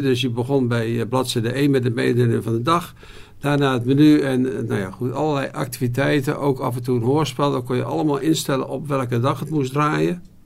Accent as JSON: {"language": "Dutch", "area": "Goeree-Overflakkee", "region": "South Holland islands", "country": "Netherlands", "tie": "born or raised there", "moved": "yes", "lives_now": "Wolfheze, Netherlands", "said": "ik ben eh, geboren op de Zuid-Hollandse eilanden, Goede Overige"}